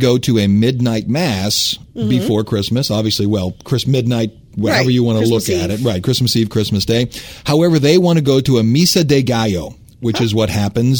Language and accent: English; Cleveland, Ohio, United States; now in New Orleans, United States; I grew up in Cleveland. Snow was over our heads.